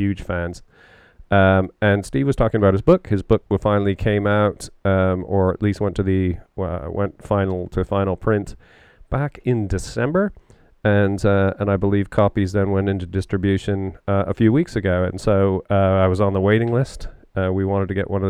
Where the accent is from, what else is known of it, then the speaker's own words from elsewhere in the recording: Canada; growing up in Canada and playing a lot of hockey, you know, those of us that have grown up in North America